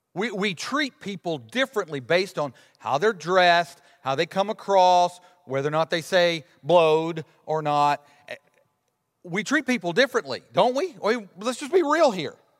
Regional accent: Alabama, United States; my whole life growing up in Alabama

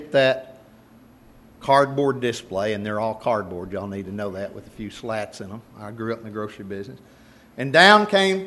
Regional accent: Nocona, Texas, United States; I grew up in Nocona.

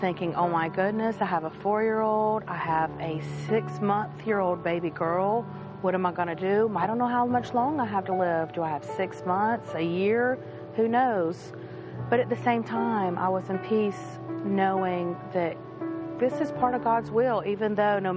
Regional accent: Charleston, South Carolina, United States; I grew up in Charleston, South Carolina, in a Christian home

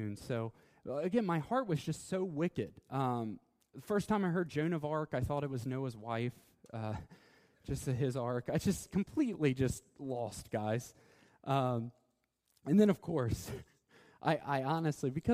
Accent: Covington, Kentucky, United States; I'm an American. I've been born here, Kentucky, Covington.

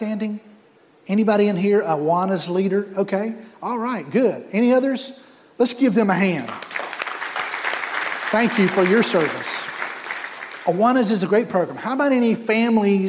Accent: North Carolina, United States; moved away as an adult; now in South Florida, United States; I grew up in North Carolina

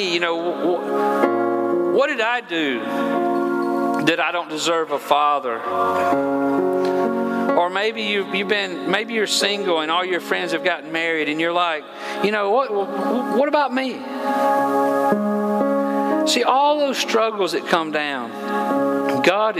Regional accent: Georgia, United States; I'm from Georgia, and I don't always use proper English.

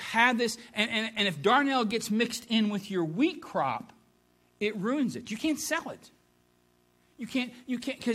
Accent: Ohio, United States; moved away; being from Ohio and a Buckeye

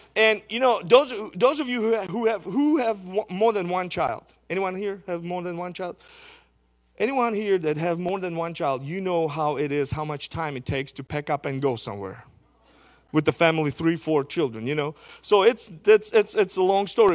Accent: Izmail, Odesa Oblast, Ukraine; also born or lived in Fargo, North Dakota; back in Ismail, in my hometown in Ukraine

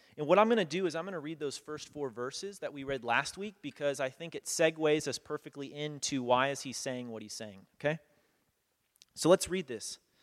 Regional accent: United States; also born or lived in Kenya; as a kid growing up in America

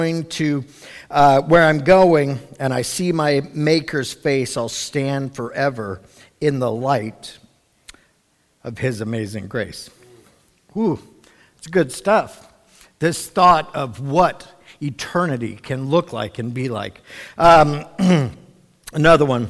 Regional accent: Cincinnati, Ohio, United States; I know when I was like 7 or 8, I grew up in Cincinnati.

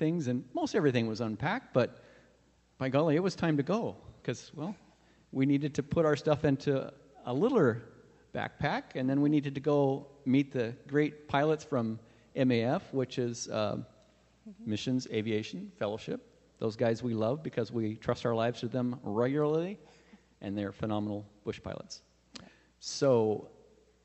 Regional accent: Puyallup, Washington, United States; moved away as an adult; now in Papua New Guinea; we're from Puyallup area, which is neighboring to Seattle.

